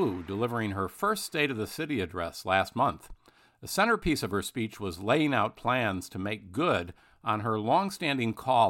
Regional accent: Midwest, United States; I'm from the Midwest. Bruce is also.

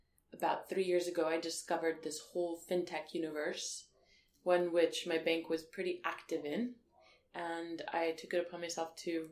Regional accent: El Paso, Texas, United States; moved away as an adult; also born or lived in Washington, D.C.; now in London, United Kingdom; I grew up in Texas in El Paso, which is a border town in the south of the U.S.

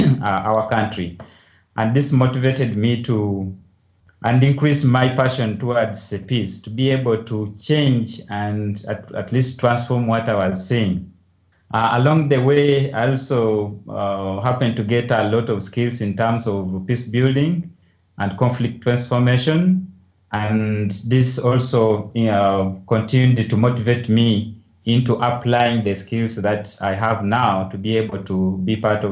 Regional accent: Uganda; I grew up in Uganda

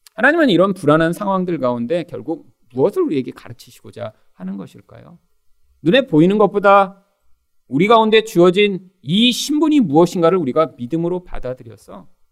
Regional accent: South Korea; 우리는 다 대한민국의 그런 국민으로 태어나서

